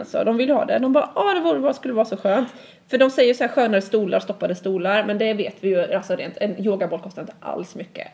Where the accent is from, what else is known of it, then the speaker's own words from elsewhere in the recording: Sweden; som svensk lärare